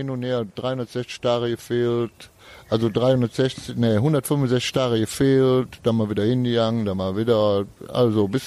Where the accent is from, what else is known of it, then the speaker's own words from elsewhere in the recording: Cologne, North Rhine-Westphalia, Germany; born there; geboren 1961 in Köln-Kalk in der Pulvermühle, voll das assi